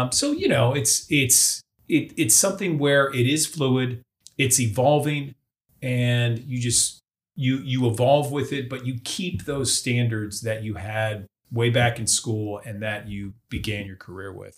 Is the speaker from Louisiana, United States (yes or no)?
no; Boca Raton, Florida, United States; moved away; I grew up in South Florida